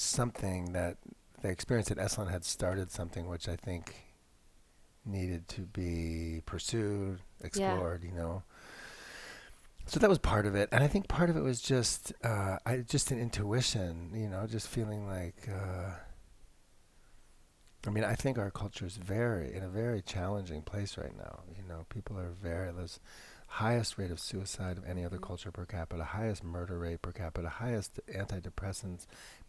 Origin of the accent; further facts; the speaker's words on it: Connecticut, United States; I was like 16, this little white boy growing up in Connecticut